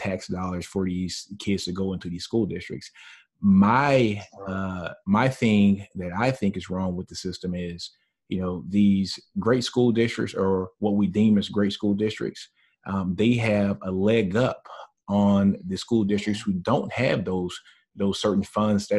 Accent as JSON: {"language": "English", "town": "Shreveport", "region": "Louisiana", "country": "United States", "tie": "born or raised there", "said": "with me growing up in Shreveport, Louisiana, I grew up in a primarily black neighborhood"}